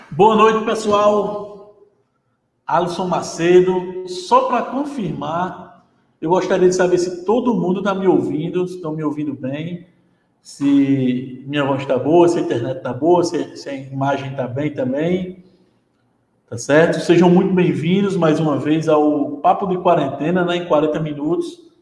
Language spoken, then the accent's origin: Portuguese; Paraíba, Brazil; eu estou na Paraíba, sou da Paraíba